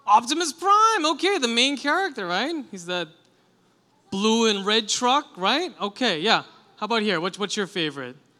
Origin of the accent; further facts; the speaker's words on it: New York City, New York, United States; I grew up in Queens